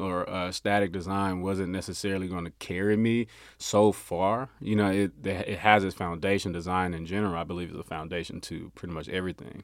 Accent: Memphis, Tennessee, United States; now in Frisco, United States; I'm from Memphis, Tennessee originally

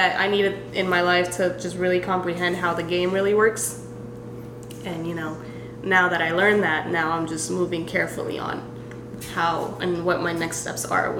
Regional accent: Mexico; also born or lived in San Diego, California; now in Texas, United States; I'm from Mexico.

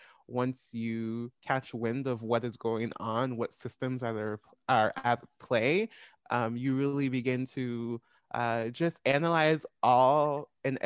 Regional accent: Olathe, Kansas, United States; white school district growing up in Olathe, Kansas.

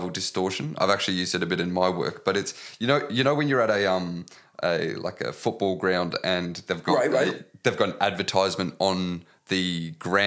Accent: Australia; as an Australian

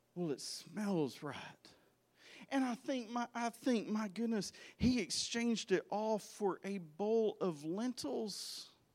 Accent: Arkansas, United States; I grew up in Arkansas

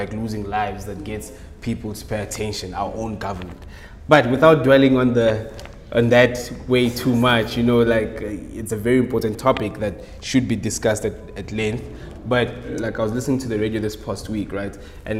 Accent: South Africa; as a South African

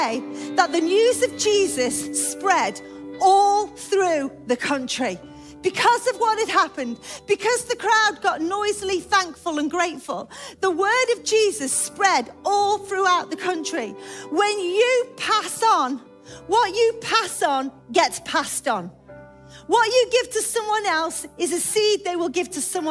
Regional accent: United Kingdom; We come to church because we're British and we're very quiet.

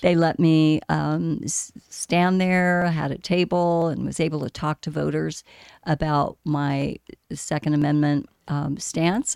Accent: Scottsdale, Arizona, United States; native Arizonan. I grew up in Scottsdale

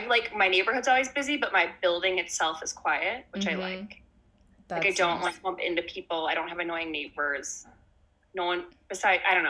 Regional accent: Western Springs, Illinois, United States; I grew up in Western Springs, which is a western suburb, which a lot of people don't always know, but it's next to LaGrange

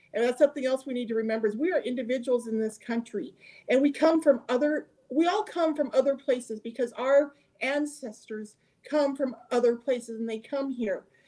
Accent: near the Canadian border, United States; I grew up near the Canadian border

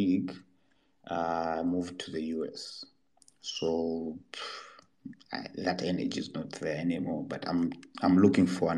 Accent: Kilimanjaro, Tanzania; where I was born in Kilimanjaro, and we still did not have electricity

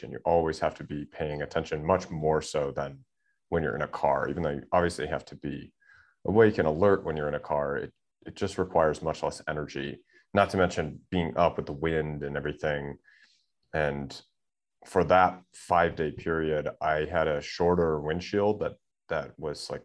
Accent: suburbs of Chicago, Illinois, United States; moved away as an adult; now in Thailand; I grew up outside Chicago in the suburbs

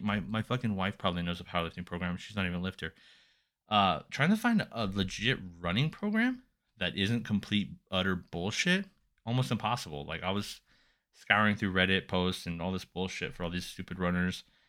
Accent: Silver Springs, United States; I was born in Silver Springs.

